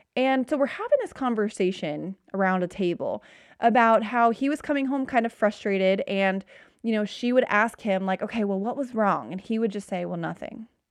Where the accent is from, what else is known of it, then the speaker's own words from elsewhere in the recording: Cincinnati, Ohio, United States; I'm from Cincinnati